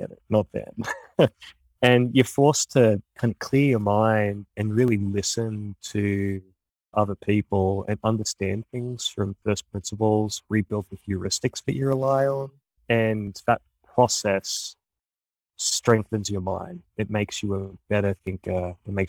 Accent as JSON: {"language": "English", "country": "Australia", "tie": "born or raised there", "moved": "as an adult", "lives_now": "United States", "said": "the world that I grew up in Australia"}